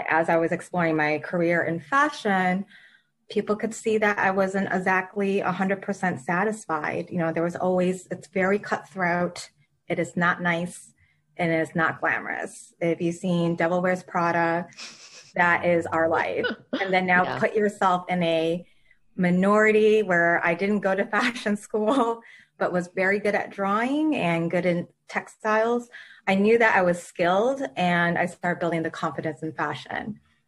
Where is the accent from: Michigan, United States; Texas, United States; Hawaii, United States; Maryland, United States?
Michigan, United States; moved away as an adult; also born or lived in Queens, New York; now in New York, United States; Even though I was born and raised in Michigan